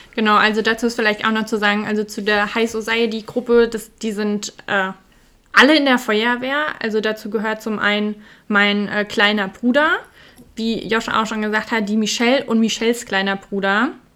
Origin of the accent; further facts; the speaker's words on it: Hesse, Germany; Da sind wir Hesse pur